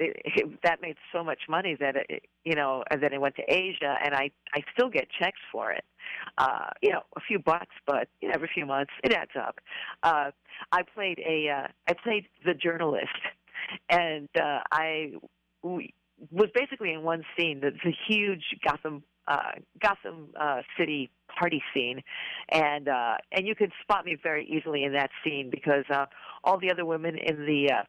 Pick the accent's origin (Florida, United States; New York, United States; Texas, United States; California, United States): New York, United States; New York City; moved away as an adult; now in San Francisco, United States; I grew up in Manhattan